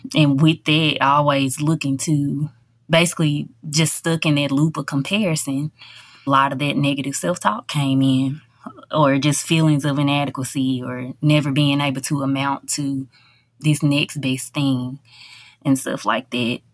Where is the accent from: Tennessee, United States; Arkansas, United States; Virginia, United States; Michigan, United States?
Tennessee, United States; Covington